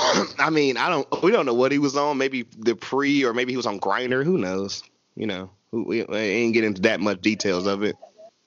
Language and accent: English; the South, United States; we were raised in the South.